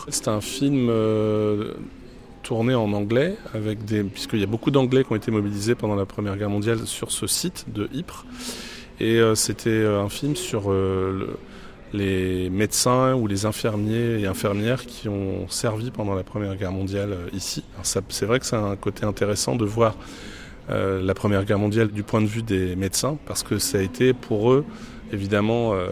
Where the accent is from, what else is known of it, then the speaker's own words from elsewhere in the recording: Tourcoing, Hauts-de-France, France; Je viens de France, de Tourcoing.